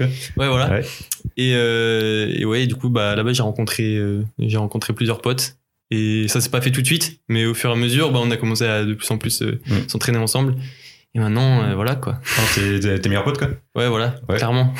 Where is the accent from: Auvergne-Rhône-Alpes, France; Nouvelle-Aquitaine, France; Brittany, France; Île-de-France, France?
Brittany, France; Rennes; on est de Rennes